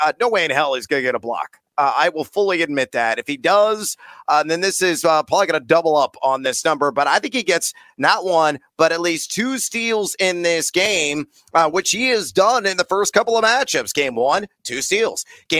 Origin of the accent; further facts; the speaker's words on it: Champaign, Illinois, United States; Champaign, Illinois, my hometown.